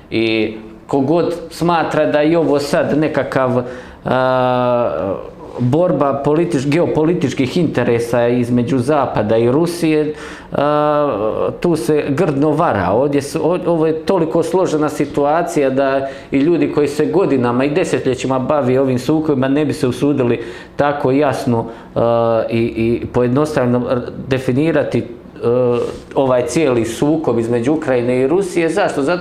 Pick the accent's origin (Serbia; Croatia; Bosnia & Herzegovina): Bosnia & Herzegovina; ovo što mi trenutno doživljavamo kao Hrvati u Bosni i Hercegovini.